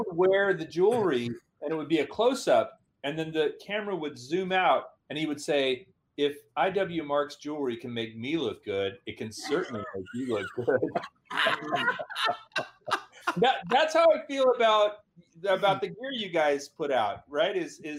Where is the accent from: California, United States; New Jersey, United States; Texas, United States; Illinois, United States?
Texas, United States; Houston; I grew up in Houston.